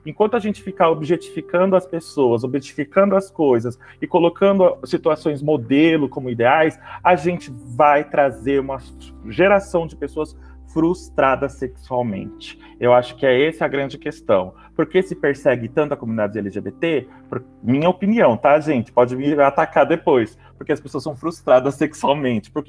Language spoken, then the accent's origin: Portuguese; Brazil; E isso me, me indigna como, como brasileiro, como sociedade, como cristão.